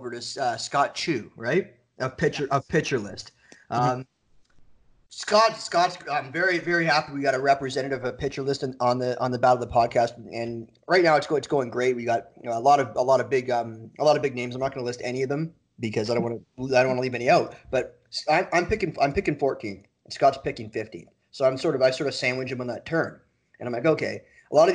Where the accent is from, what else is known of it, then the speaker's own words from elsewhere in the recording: Toronto, Ontario, Canada; I'm from Canada, so curling's huge in Canada. I'm from Toronto